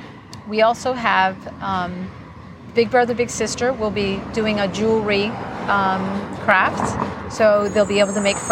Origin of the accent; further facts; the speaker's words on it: Massachusetts, United States; moved away as an adult; now in Hollywood, Florida, United States; I'm actually from Massachusetts.